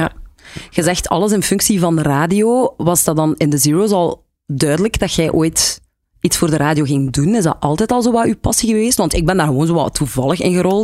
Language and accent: Dutch; Lokeren, Flanders, Belgium; bij ons in Lokeren was dat dan De Muze